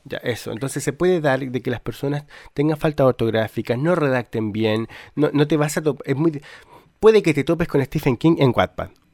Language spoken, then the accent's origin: Spanish; Chile; yo soy eh, de Chile